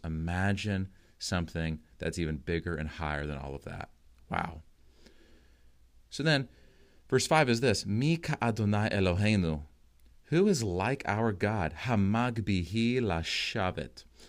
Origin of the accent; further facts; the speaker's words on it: United States; as an American